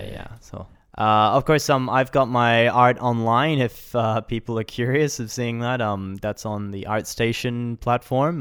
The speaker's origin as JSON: {"language": "English", "town": "Brisbane", "region": "Queensland", "country": "Australia", "tie": "born or raised there", "moved": "as an adult", "lives_now": "Japan", "said": "I was born in Brisbane and grew up there, you know, and went to university there as well at a small college in Brisbane"}